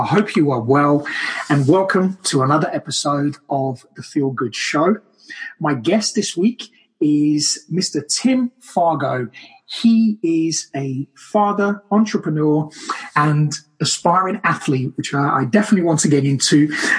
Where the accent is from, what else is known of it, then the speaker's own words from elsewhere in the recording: Brazil; now in United Kingdom; I'm from Brazil, so this kind of weather for me is bliss